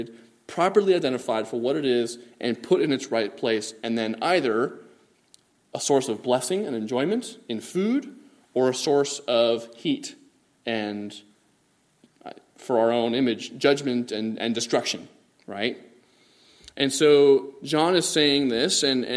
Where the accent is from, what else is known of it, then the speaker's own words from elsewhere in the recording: Bangladesh; moved away; also born or lived in California; Growing up in Bangladesh, over by India